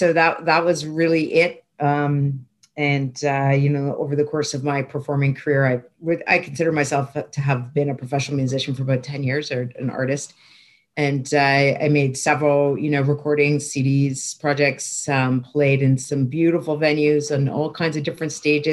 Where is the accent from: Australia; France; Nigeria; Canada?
Canada; Toronto, Ontario; I grew up in Toronto.